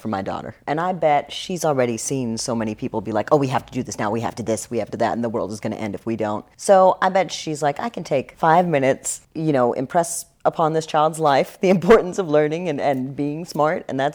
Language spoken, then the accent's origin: English; Houston, Texas, United States; I'm from Houston